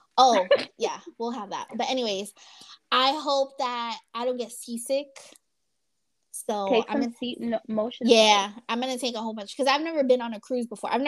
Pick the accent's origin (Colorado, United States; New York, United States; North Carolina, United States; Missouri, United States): New York, United States; moved away; I'm from New York